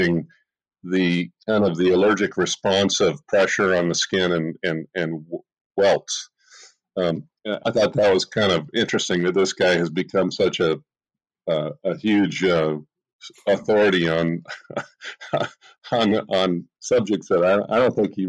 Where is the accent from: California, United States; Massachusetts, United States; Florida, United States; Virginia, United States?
California, United States; Los Gatos; I grew up in Los Gatos, California